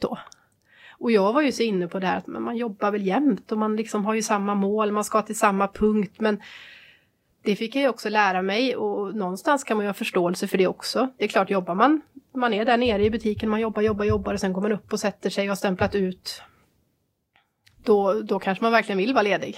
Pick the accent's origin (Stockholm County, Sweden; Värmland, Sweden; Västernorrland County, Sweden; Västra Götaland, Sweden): Västra Götaland, Sweden; Trollhättan; då startade jag väl en glassbar då, hemma i Trollhättan